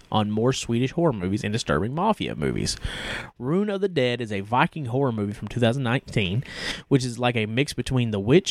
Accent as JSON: {"language": "English", "region": "the South", "country": "United States", "said": "I'm from the South."}